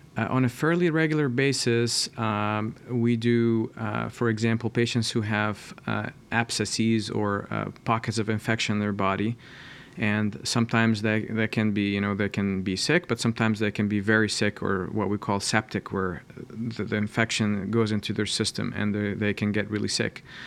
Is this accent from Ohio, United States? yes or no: yes; Columbus, Ohio, United States; I'm from Columbus, and I did my, uh, training here, uh, at Ohio State